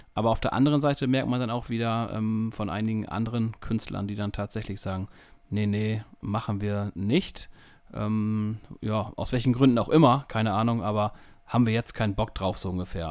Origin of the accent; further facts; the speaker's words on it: near Emden, North Sea coast, Lower Saxony, Germany; ich komme aus dem hohen Norden, äh, kurz entfernt von Emden. Ähm, ja, direkt an der Nordsee, direkt am Deich, direkt am Leuchtturm